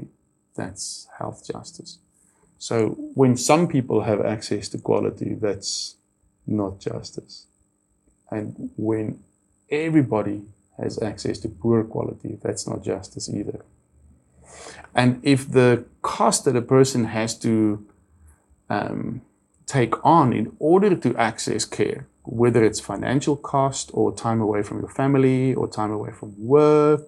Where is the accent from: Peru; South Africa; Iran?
South Africa; Cape Town, Western Cape; I was born in Cape Town. I was actually born in Tigerberg Hospital, so I'm super local